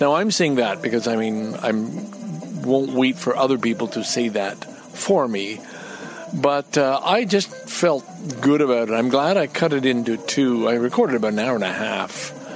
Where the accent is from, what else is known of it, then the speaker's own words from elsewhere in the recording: Montreal, Quebec, Canada; I grew up in Quebec